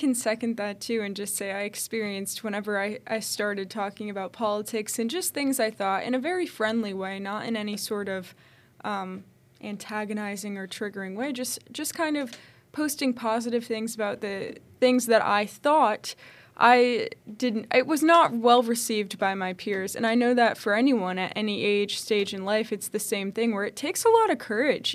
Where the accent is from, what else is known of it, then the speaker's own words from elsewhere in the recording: Connecticut, United States; moved away; I grew up in Connecticut